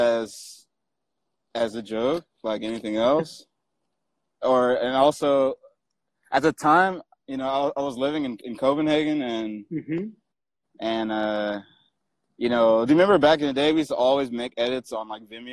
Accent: Long Beach, California, United States; I grew up in Long Beach

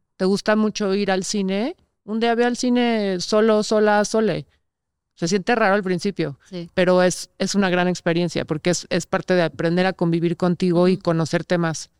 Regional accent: Mexico; como sociedad mexicana o latina se nos ha enseñado eso

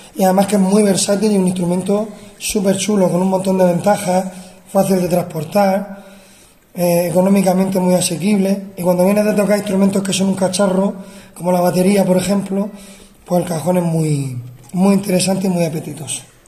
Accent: Murcia, Region of Murcia, Spain; yo soy de Murcia y estudié de niño, estudié en el conservatorio

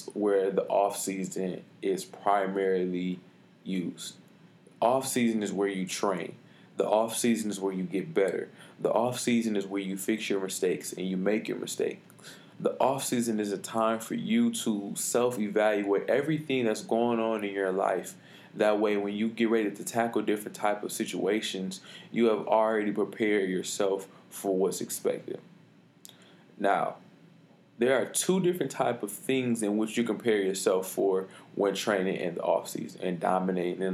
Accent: Detroit, Michigan, United States; I'm from Detroit, Michigan, graduate of Renaissance High School

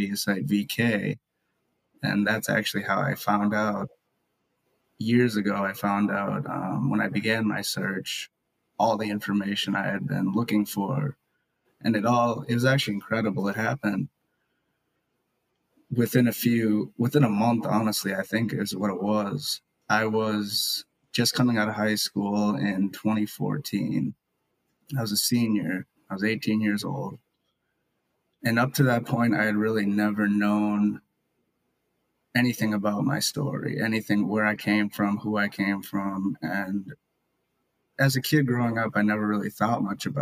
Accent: Maple Grove, Minnesota, United States; also born or lived in Kaliningrad, Russia; I live in Maple Grove, Minnesota. I was adopted from Kaliningrad, Russia in 1997. I was born there in 1996, and I've lived here ever since. I've grown up here

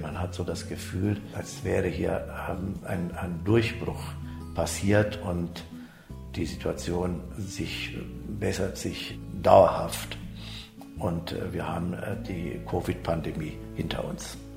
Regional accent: Germany; moved away as an adult; now in Almaty, Kazakhstan; wir als Deutsche

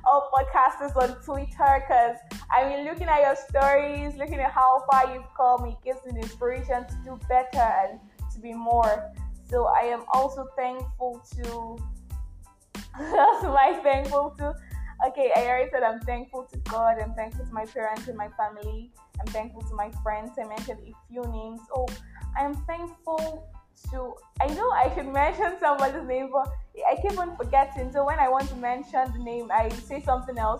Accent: Nigeria; I am that Nigerian Christian

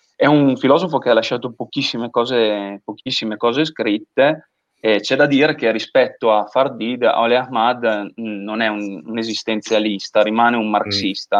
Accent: Gatta, between Reggio Emilia and Parma, Emilia-Romagna, Italy; Io sono di Gatta tra Reggio e Parma, diciamo, ho sempre vissuto un po' l'essere parmigiano a Reggio e reggiano a Parma

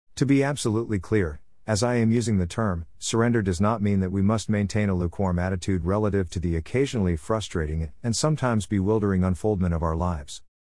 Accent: United States; As an American with a background in mainstream academics

